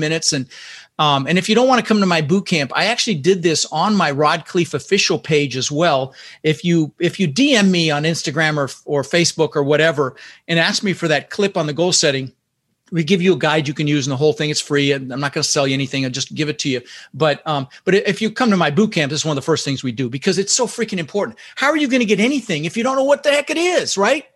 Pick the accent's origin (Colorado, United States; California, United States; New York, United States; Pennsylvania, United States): Colorado, United States; Denver; also born or lived in Netherlands; we ended up in Denver, Colorado